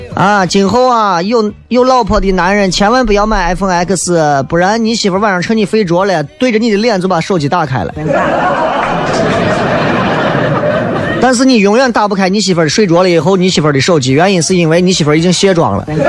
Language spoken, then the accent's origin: Chinese; Xi'an, Shaanxi, China; accent: Xi'an dialect; 我们西安话不是耍朋友